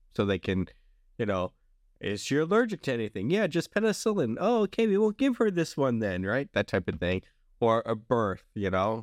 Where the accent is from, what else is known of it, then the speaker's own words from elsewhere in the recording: Long Beach, Mississippi, United States; also born or lived in Alabama; nineteen eighty-three, I lived in Long Beach, Mississippi.